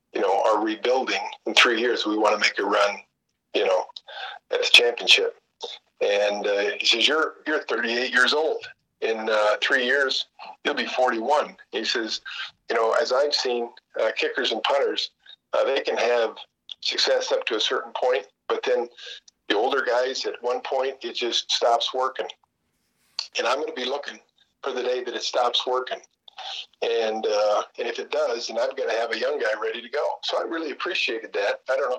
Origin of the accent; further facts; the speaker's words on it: South Dakota, United States; They heard that I was from South Dakota, said I'd never been there.